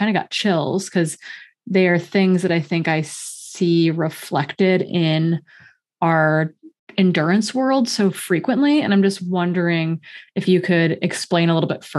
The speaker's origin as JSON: {"language": "English", "region": "Midwest", "country": "United States", "tie": "born or raised there", "said": "growing up in the Midwest"}